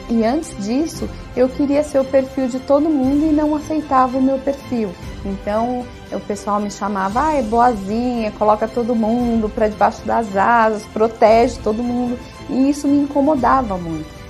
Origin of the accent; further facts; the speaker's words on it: Diadema, São Paulo, Brazil; eu sou de Diadema.